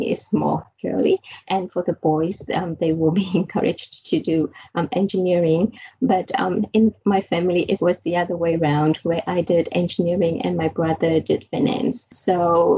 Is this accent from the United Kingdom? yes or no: no; Vietnam; moved away; I was born in Vietnam, and in fact, my dad, he worked at a university, and I got the chance to go to the lab with him.